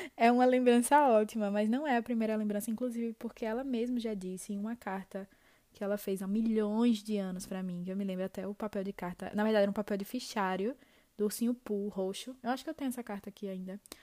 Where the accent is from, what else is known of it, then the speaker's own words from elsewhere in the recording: Aracaju, Sergipe, Brazil; eu sou de Aracaju